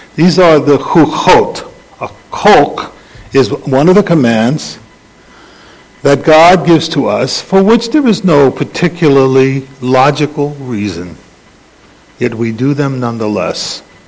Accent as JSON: {"language": "English", "town": "New York City", "region": "New York", "country": "United States", "tie": "born or raised there", "said": "I grew up in the Bronx"}